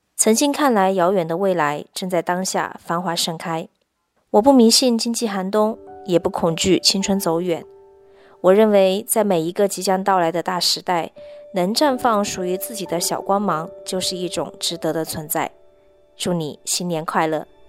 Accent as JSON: {"language": "Chinese", "region": "Heilongjiang", "country": "China", "tie": "born or raised there", "said": "我现在在黑龙江，我的家乡"}